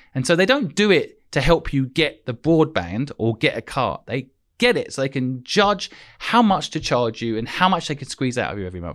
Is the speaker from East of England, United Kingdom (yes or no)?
yes; St Neots, East of England, United Kingdom; moved away as an adult; also born or lived in Hong Kong; I basically grew up in a town called St. Neots, um, which is twenty minutes from Cambridge